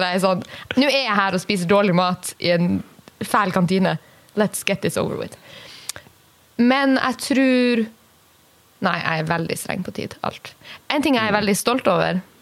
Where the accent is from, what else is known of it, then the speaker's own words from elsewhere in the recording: Kirkenes, Finnmark, Norway; moved away; Når jeg er hjemme i Kirkenes og mormor skal lage uh, middag